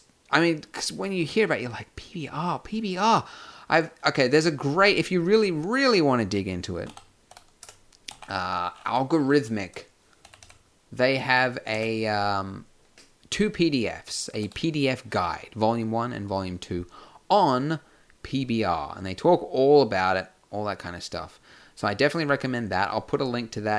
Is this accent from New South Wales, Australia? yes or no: no; Brisbane, Queensland, Australia; I run a meetup group in Brisbane, which is my hometown